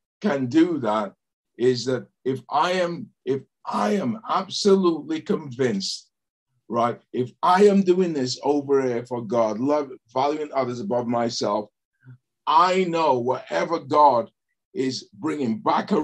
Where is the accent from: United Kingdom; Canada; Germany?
United Kingdom; England; growing up in England